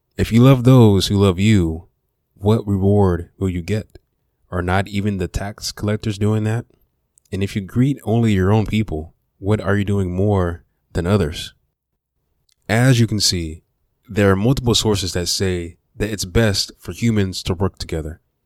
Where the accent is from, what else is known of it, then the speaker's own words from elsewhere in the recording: Memphis, Tennessee, United States; also born or lived in Miami, Florida / Southaven, Mississippi / Horn Lake, Mississippi / Olive Branch, Mississippi; I was born in Miami and raised in Memphis